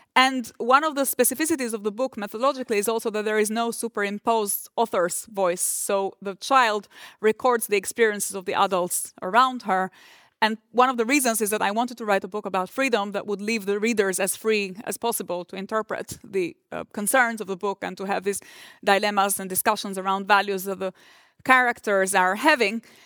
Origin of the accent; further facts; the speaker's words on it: Durrës, Durrës County, Albania; moved away; port of Durres, which is my hometown